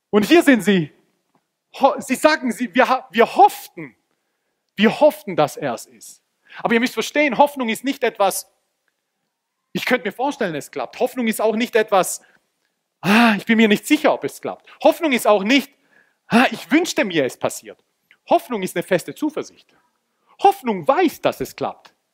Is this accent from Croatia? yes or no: yes; Croatia; Im Halbfinale hat Kroatien, und ich bin Kroate, wer das nicht weiß